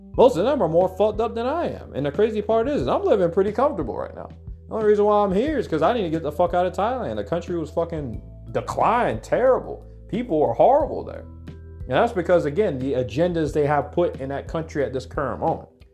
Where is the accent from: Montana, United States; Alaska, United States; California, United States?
Alaska, United States; Anchorage; moved away as an adult; now in Mexico; I grew up in Anchorage, Alaska. So I grew up back home